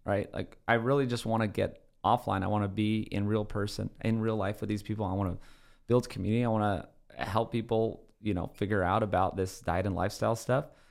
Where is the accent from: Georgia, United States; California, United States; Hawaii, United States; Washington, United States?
Hawaii, United States; Oahu; moved away; I grew up in Hawaii completely barefoot.